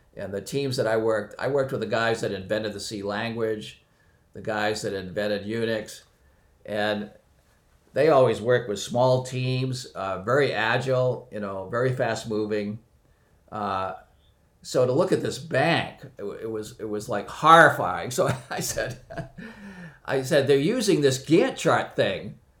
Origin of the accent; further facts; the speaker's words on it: near Boston, Massachusetts, United States; I was born near Boston